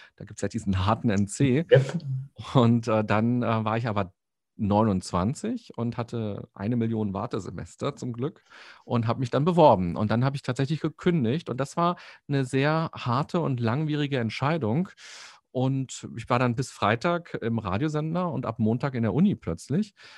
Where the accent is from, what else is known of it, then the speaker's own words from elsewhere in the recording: Berlin, Germany; als Berliner